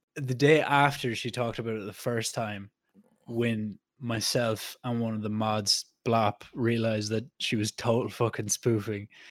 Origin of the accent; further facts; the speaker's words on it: Ireland; we're Irish